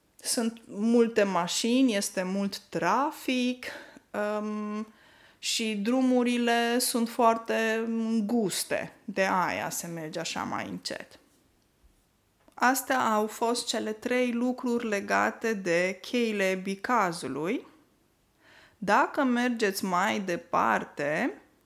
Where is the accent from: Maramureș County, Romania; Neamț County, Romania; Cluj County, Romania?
Neamț County, Romania; Moldavia; now in Norway; în Neamț, de unde sunt eu deloc